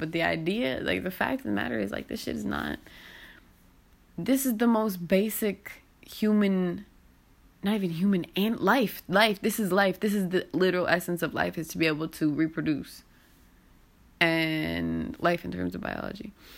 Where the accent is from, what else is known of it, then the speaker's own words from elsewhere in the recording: United States; the cognitive dissonance of being an American is so crazy